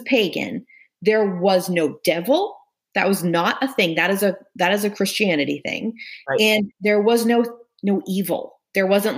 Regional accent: United States; as Americans

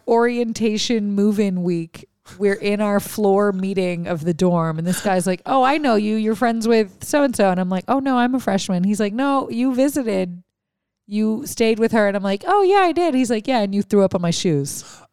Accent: Louisiana, United States; we had Mardi Gras 'cause I grew up in Louisiana

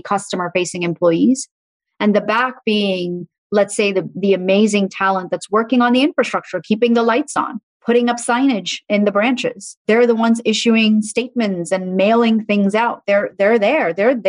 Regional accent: Dubai, United Arab Emirates; also born or lived in Muscat, Oman; And so we lived in Muscat, Oman for a little bit, and then we moved to Dubai. And so I grew up in the Middle East, and Dubai is a beautiful, beautiful city.

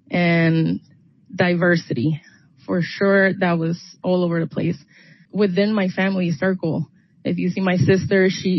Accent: Puerto Rico; moved away as an adult; I grew up in Puerto Rico till I was 19 years old, and I joined the military.

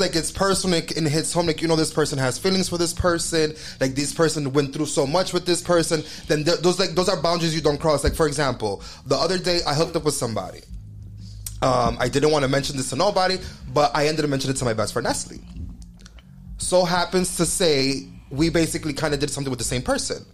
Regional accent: New York, United States; We're from New York, and um, like we're raised like that.

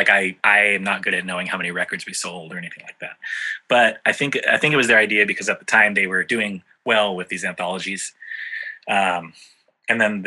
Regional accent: San Diego, California, United States; in San Diego, our hometown, in my home neighborhood where I grew up in North Park

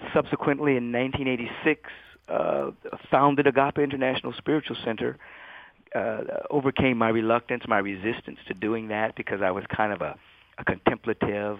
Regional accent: Los Angeles, California, United States; moved away; also born or lived in Bethesda, Maryland / Washington, D.C.; basically grew up in L.A., went to L.A. high school

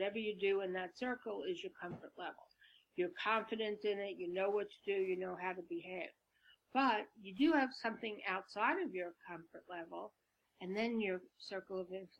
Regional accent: Brooklyn, New York, United States; accent: Brooklyn; I'm from Brooklyn. I'm a Brooklyn kid. I speak like, you know, Vinnie Barberini. Remember Vinnie Barberini? You know, that whole, like, Brooklyn doesn't sound so smart kind of accent.

